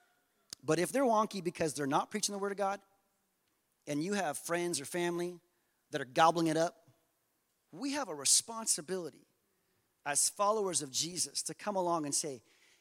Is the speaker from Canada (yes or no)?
yes; Canada; we're so Canadian